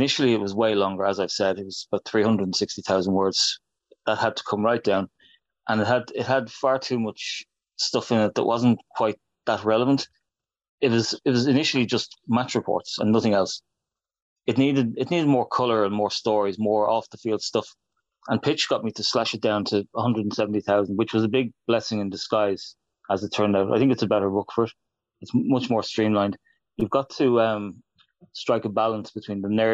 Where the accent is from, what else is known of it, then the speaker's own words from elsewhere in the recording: Ireland; I'm an Irishman